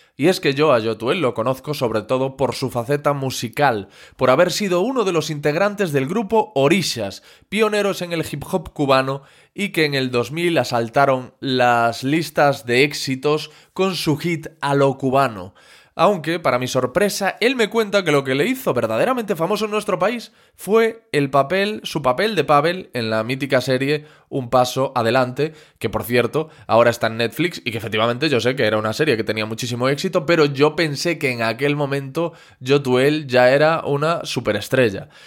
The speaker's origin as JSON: {"language": "Spanish", "town": "Corcubión", "region": "Galicia", "country": "Spain", "said": "yo soy de un pueblo que se llama Corcubión"}